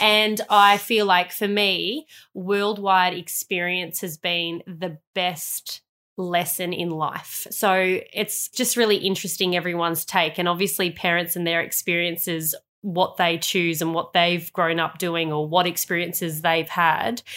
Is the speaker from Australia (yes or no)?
yes; Melbourne, Victoria, Australia; also born or lived in Sydney; I went to Sydney for two years. But then I ended up going back to Melbourne and spending my year nine to twelve years at a school